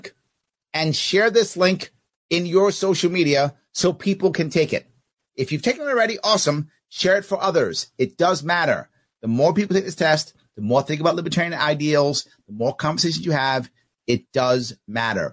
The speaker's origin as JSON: {"language": "English", "town": "New York City", "region": "New York", "country": "United States", "said": "I'm from New York City"}